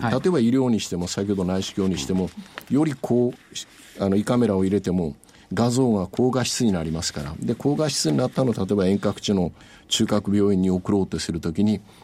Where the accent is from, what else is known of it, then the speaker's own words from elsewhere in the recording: Yakushima, Kagoshima, Japan; 私は屋久島の出身